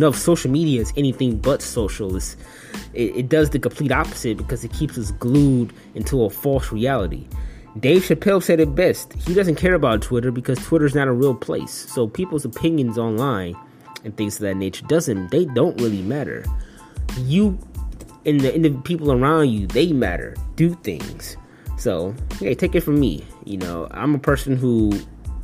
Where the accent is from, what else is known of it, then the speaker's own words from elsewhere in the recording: Detroit, Michigan, United States; moved away as an adult; my hometown, Detroit